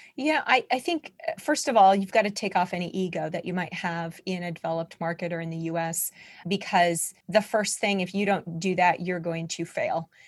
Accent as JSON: {"language": "English", "region": "North Dakota", "country": "United States", "also_born_or_lived": "Seattle, Washington / Utah", "moved": "as an adult", "said": "I'm from North Dakota"}